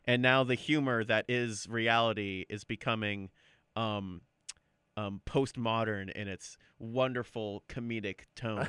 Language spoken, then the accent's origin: English; United States; as an American